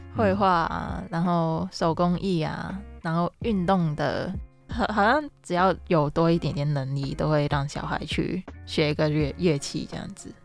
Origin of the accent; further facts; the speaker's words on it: Hong Kong; moved away as an adult; now in Taiwan; 我是来自香港的